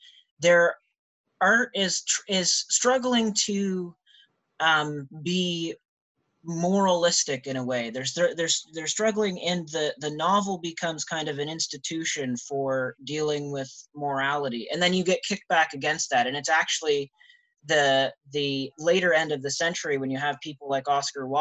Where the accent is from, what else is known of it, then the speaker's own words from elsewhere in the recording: New Brunswick, Canada; also born or lived in Ottawa, Canada; now in London, Canada; I am from New Brunswick originally